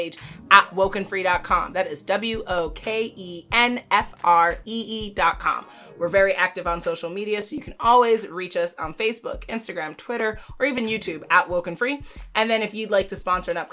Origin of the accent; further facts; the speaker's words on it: Jamaica; I'm Jamaican